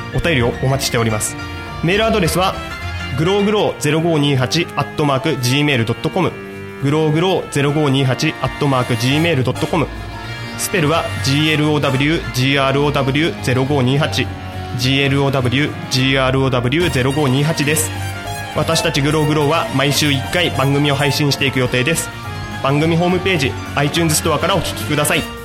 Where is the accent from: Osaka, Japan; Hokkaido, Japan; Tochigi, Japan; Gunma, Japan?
Tochigi, Japan; home area of the Shimotsuke Shimbun; うちの地元の下野新聞